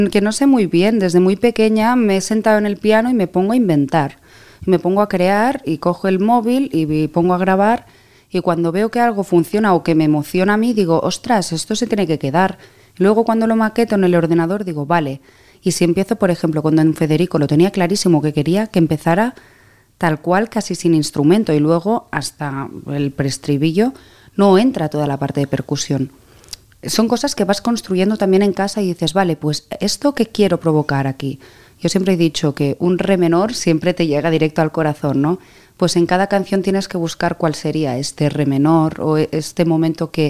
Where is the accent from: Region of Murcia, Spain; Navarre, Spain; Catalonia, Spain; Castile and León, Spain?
Catalonia, Spain; also born or lived in Greece; No, pero me crié en Grecia.